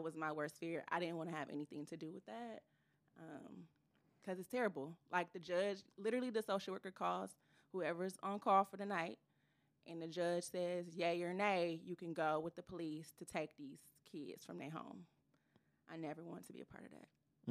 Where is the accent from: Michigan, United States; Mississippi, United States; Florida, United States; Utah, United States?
Michigan, United States; Ypsilanti; I am from Ypsilanti, Michigan.